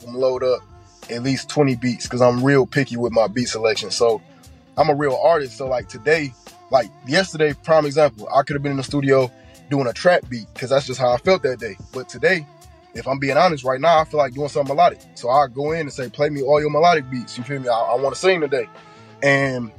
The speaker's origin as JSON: {"language": "English", "town": "Detroit", "region": "Michigan", "country": "United States", "tie": "born or raised there", "moved": "yes", "said": "I was born and grew up there"}